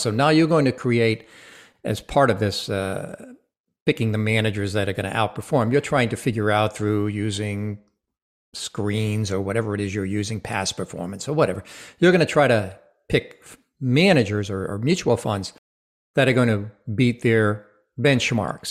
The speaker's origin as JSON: {"language": "English", "region": "Rhode Island", "country": "United States", "tie": "born or raised there", "said": "I am, was born and raised in Rhode Island"}